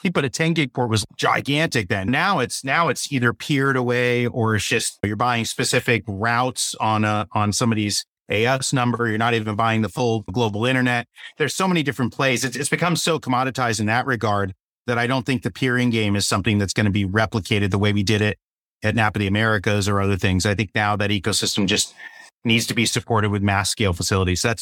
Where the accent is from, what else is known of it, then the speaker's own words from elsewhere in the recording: Boca Raton, Florida, United States; Only I would know that growing up in Boca, right?